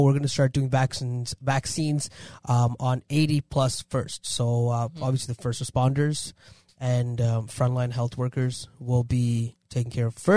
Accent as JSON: {"language": "English", "town": "Toronto", "region": "Ontario", "country": "Canada", "tie": "born or raised there", "said": "I was born and raised in Toronto. Born in Canada"}